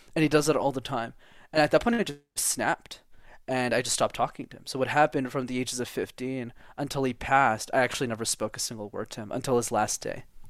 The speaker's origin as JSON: {"language": "English", "town": "Montreal", "region": "Quebec", "country": "Canada", "tie": "born or raised there", "second_language": "English", "said": "I was born and raised in Montreal, Canada, at the Montreal Jewish Hospital, even if I'm not Jewish"}